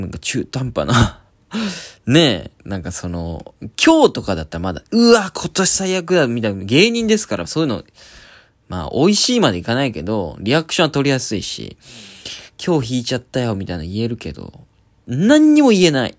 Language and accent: Japanese; Oita, Japan; now in Tokyo, Japan; 大分県出身